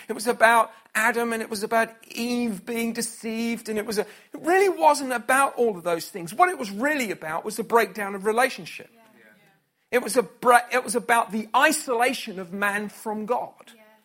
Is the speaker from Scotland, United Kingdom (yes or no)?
yes; Scotland, United Kingdom; I was from Scotland